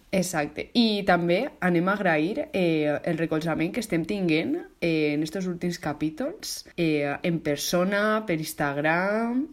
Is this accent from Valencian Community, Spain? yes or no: yes; Valencian Community, Spain; com a valenciana que sóc